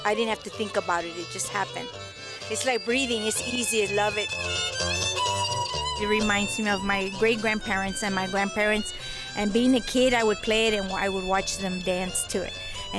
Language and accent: English; San Antonio, Texas, United States; also born or lived in Seguin, Texas / New Braunfels, Texas; from San Antonio, Texas.